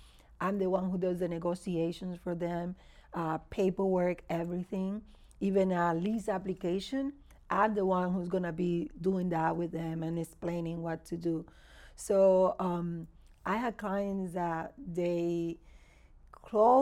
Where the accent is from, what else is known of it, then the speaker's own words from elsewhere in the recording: Dominican Republic; English is a second language; moved away; also born or lived in Miami / Houston; I was born in Dominican Republic.